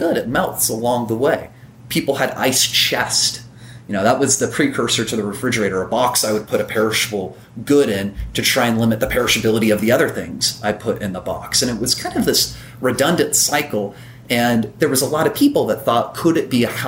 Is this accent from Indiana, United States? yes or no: yes; Evansville, Indiana, United States; My hometown, I'm in Evansville, Indiana.